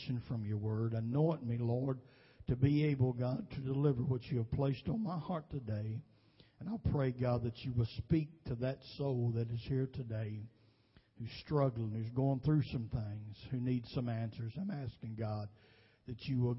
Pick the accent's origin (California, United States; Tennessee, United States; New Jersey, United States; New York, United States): Tennessee, United States; Nashville; I was raised pretty much in South Nashville